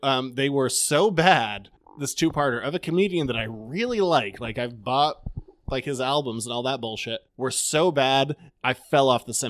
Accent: Maine, United States; we are from Maine.

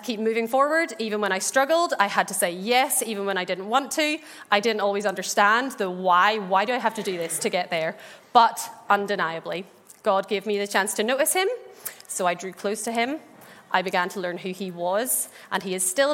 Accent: Ballymena, Northern Ireland, United Kingdom; I grew up in the Bible Belt that is Ballymena

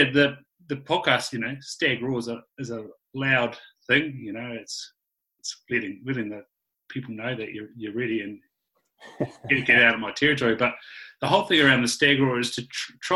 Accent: Invercargill, Southland, New Zealand; growing up in Invercargill

